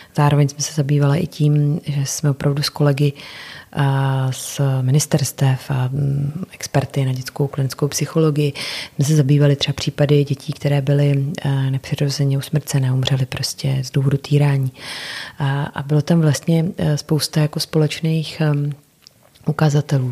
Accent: Czechia; tady u nás v Čechách

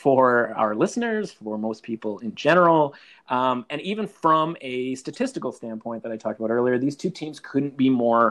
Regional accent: British Columbia, Canada; as a British Columbia born and raised

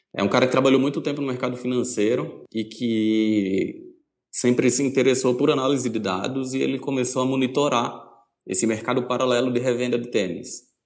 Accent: Recife, Pernambuco, Brazil; moved away as an adult; now in São Paulo, Brazil; Eu sou de Recife

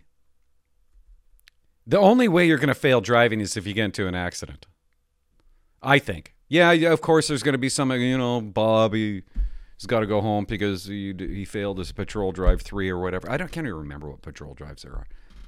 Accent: Port Alberni, British Columbia, Canada; moved away; I came from Port Alberni. We didn't have one-way streets

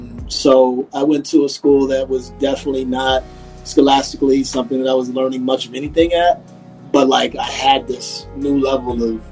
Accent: Detroit, Michigan, United States; moved away; also born or lived in Germany / Washington, D.C. / Baltimore; I was born in Germany. I grew up mainly on the East Coast after I left Germany when I was like three. From D.C. to Baltimore to Detroit was my main hometown.

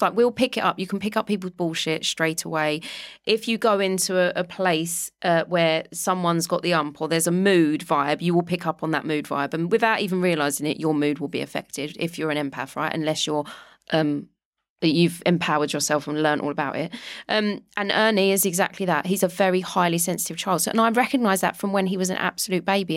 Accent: London, United Kingdom; moved away as an adult; I grew up in Walthamstow in London

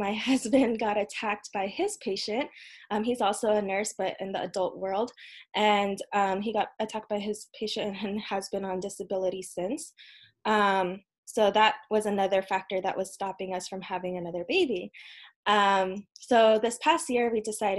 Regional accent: United States; also born or lived in Philippines; I was born here in the US

